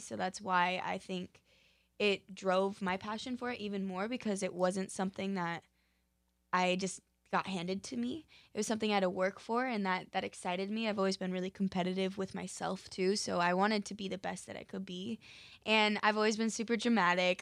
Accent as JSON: {"language": "English", "town": "Park City", "region": "Utah", "country": "United States", "moved": "yes", "lives_now": "Los Angeles, United States", "said": "I'm originally from Park City, Utah, and my family actually all still lives there"}